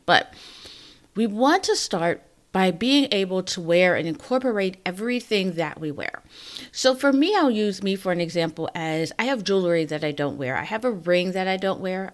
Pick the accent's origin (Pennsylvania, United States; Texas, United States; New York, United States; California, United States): Pennsylvania, United States; Pittsburgh; moved away; I'm from Pittsburgh